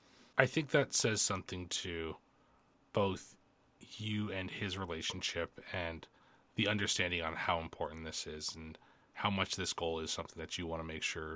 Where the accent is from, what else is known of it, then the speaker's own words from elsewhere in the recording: Canada; I'm Canadian.